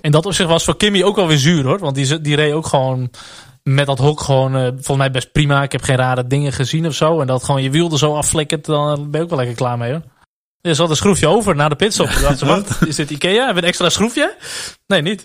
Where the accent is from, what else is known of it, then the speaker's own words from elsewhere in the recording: Netherlands; Tuurlijk zijn we Nederlanders